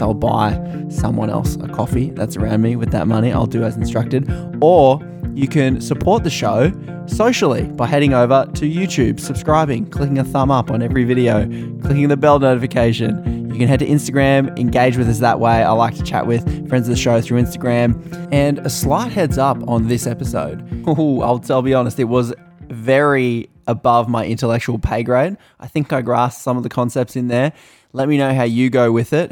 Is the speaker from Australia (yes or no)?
yes; Australia; I'm from Australia